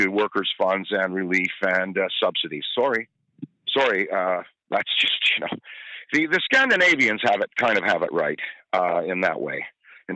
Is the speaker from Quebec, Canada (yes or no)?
no; Ottawa, Ontario, Canada; I grew up in Ottawa